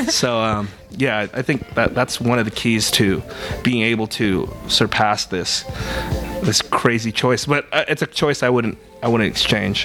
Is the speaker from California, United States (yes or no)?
yes; Bay Area, California, United States; we're both from the Bay Area